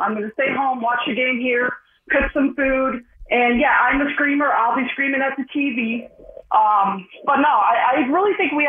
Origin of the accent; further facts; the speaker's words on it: Scranton, Pennsylvania, United States; moved away as an adult; also born or lived in Dallas, Texas; now in Philadelphia, United States; I was born and raised in Scranton, Pennsylvania.